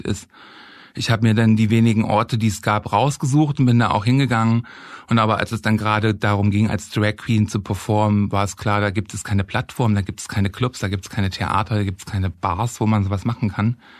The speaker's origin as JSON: {"language": "German", "town": "Halle", "region": "Saxony-Anhalt", "country": "Germany", "tie": "born or raised there", "moved": "as an adult", "lives_now": "Berlin, Germany", "said": "ich bin in Halle geboren und aufgewachsen"}